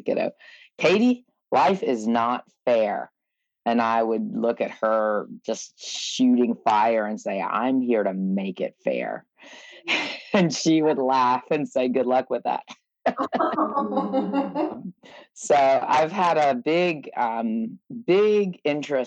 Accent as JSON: {"language": "English", "region": "Georgia", "country": "United States", "tie": "born or raised there", "also_born_or_lived": "North Carolina / Ocmulgee Mounds, Georgia", "said": "I grew up in Georgia and in North Carolina"}